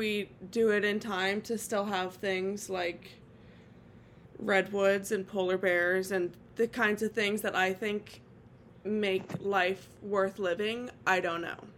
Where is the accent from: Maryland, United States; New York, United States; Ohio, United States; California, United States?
California, United States; now in Oregon, United States; my home state is like literally on fire